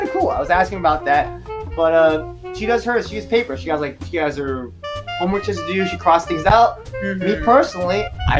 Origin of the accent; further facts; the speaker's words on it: California, United States; I'm from California, so I've lived the majority of my life.